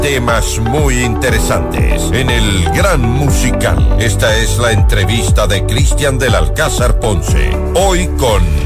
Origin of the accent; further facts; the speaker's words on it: Quito, Pichincha, Ecuador; como ecuatorianos, como quiteños